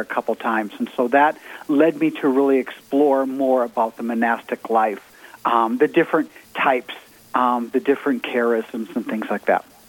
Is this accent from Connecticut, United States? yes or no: no; Minnesota, United States; moved away as an adult; also born or lived in Georgia; I grew up in Minnesota